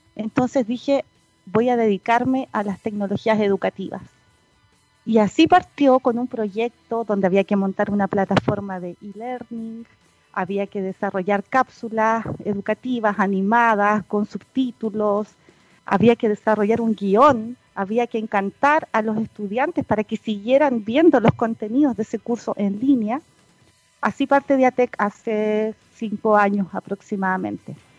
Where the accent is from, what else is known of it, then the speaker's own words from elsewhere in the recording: Punta Arenas, Magallanes and Chilean Antarctica, Chile; moved away as an adult; also born or lived in Concepción; es magallánica, de tomo y lomo, nacida y criada, como se dice, por allá en la, población 18 de septiembre de Punta Arenas. Eh, hasta los 18 años